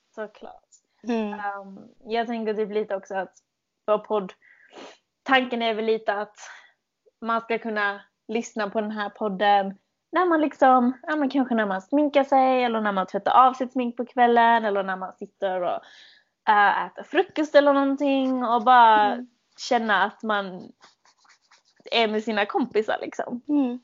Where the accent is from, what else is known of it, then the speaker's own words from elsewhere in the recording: Malmö, Skåne, Sweden; accent: malmöitisk skånska; moved away as an adult; now in London, United Kingdom; Jag kommer från Malmö originally, men jag mm. flyttade till London för åtta månader sedan.